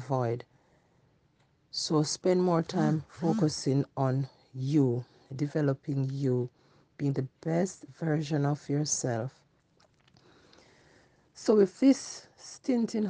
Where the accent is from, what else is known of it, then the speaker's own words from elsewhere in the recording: Jamaica; moved away; when I was growing up in Jamaica, we serve one God